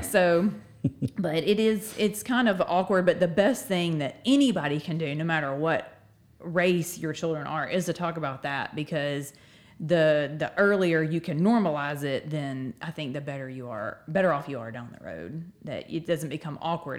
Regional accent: Northport, Alabama, United States; I'm from Northport. Uh, I've lived here my whole life

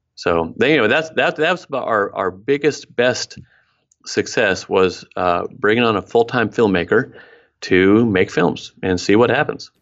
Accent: Oregon, United States; also born or lived in Mexico; I was born up in Oregon, uh, hiking boots all the time, that sort of thing.

